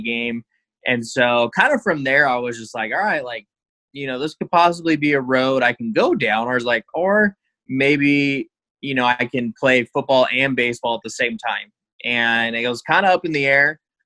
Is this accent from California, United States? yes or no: yes; Temecula, California, United States; moved away; also born or lived in Idaho; I'm from Temecula, California, which for some who don't know, it's Southern California, about an hour north of San Diego